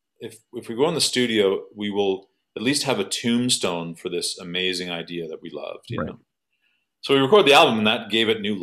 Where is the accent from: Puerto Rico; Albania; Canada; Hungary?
Canada; Thornhill, Ontario; I'm from Thornhill, Ontario